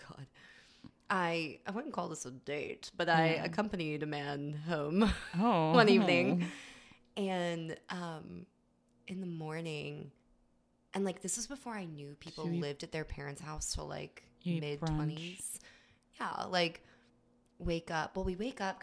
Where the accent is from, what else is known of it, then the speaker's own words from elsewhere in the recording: United States; moved away as an adult; also born or lived in Glasgow, Scotland; I was born in America.